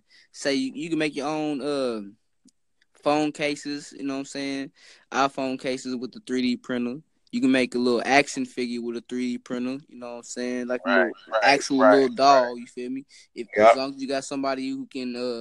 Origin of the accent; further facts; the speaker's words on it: Texas, United States; also born or lived in Harlem, New York; now in New York, United States; I'm from Texas myself